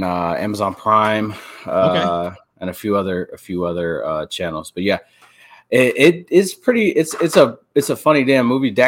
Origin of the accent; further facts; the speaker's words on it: Erie, Pennsylvania, United States; Yeah, I grew up in Erie, and I had a bunch of friends.